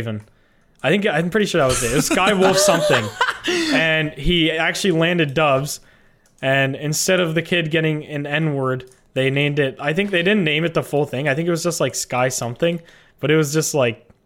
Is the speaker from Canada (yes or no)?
yes; Canada; I'm Canadian